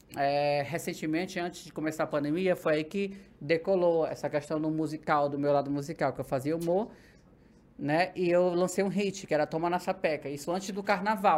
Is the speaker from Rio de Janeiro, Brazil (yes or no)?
no; Ceará, Brazil; now in São Paulo, Brazil; sou natural do Ceará, hum. nordestina